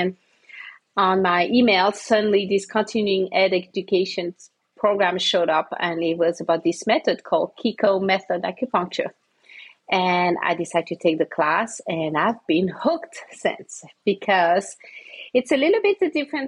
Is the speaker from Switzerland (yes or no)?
yes; Switzerland; moved away as an adult; also born or lived in Santa Fe, New Mexico; now in Tucson, United States; I'm from Switzerland.